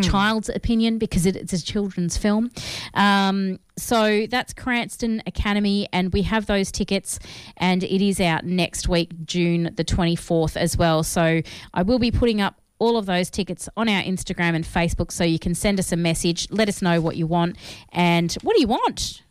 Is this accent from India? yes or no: no; Australia; we are Australian